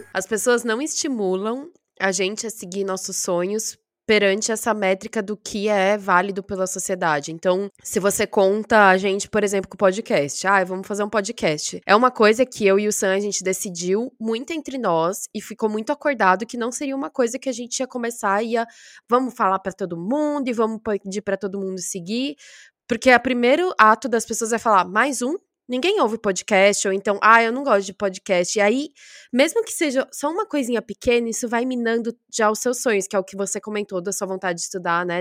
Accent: Brazil; moved away as an adult; quando eu saí do Brasil

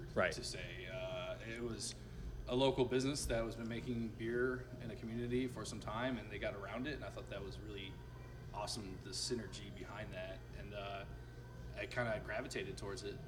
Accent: Sarasota, Florida, United States; also born or lived in Binghamton, New York; my parents retired in, in, Sarasota, and that's where I uh, was really raised

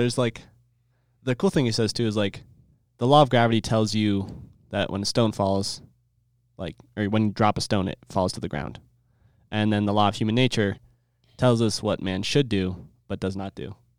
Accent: Iowa, United States; with an A. I'm sure. I'm 13 from Iowa.

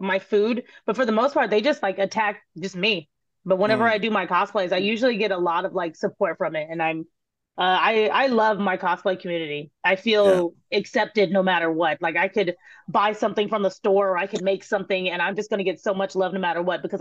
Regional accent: Texas, United States; I'm from Texas

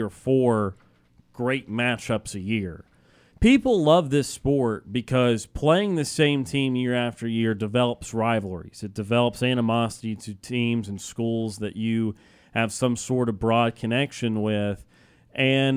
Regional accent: Birmingham, Alabama, United States; I grew up in Birmingham, Alabama

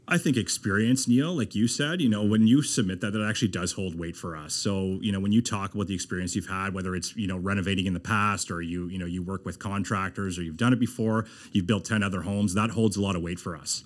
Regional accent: Moncton, New Brunswick, Canada; moved away as an adult; also born or lived in Halifax / Fredericton / Ontario; I was born in Halifax, grew up in Moncton

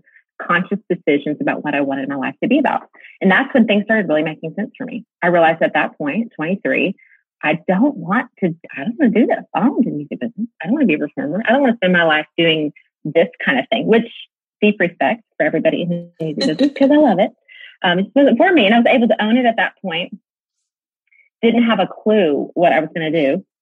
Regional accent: Mansfield, Texas, United States; also born or lived in Nashville; I'm from the Dallas-Fort Worth area as well, born and raised here in a community called Mansfield, Texas.

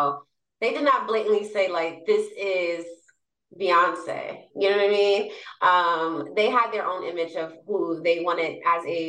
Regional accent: New York City, New York, United States; moved away as an adult; now in Los Angeles, United States; I'm from New York, Jamaica, Queens, born and raised

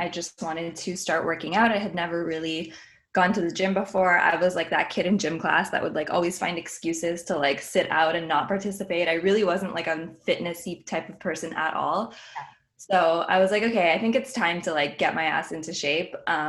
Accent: Montreal, Quebec, Canada

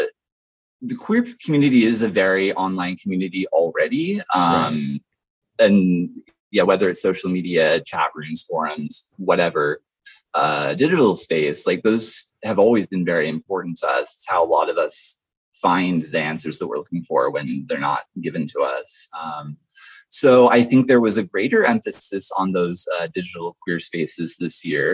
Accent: Vancouver, Washington, United States; now in Portland, United States; I grew up in Vancouver

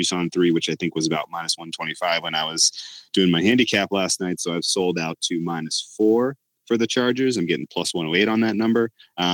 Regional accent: Houston, Texas, United States; my hometown heroes

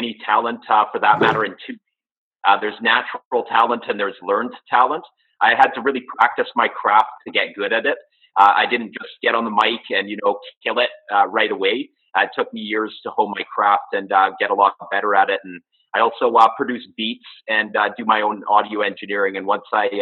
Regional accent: Comox Valley, British Columbia, Canada; also born or lived in Vancouver / Burnaby; now in Nanaimo, Canada; I'm originally from a little town called the Comox Valley on Vancouver Island, just off the coast of Vancouver.

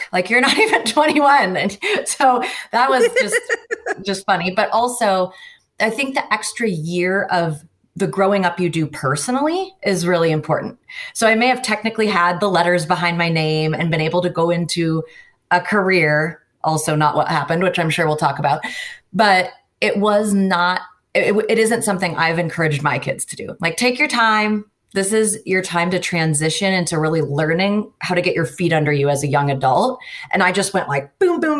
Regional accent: Seattle, Washington, United States; I grew up in the Puget Sound area, Seattle area of the United States

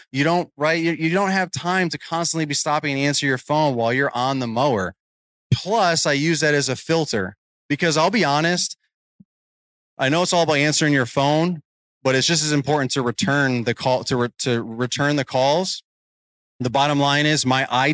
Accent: New York, United States; moved away as an adult; now in Virginia, United States; I'm originally from New York. So my area code was different, but it was similar. My area code was 845

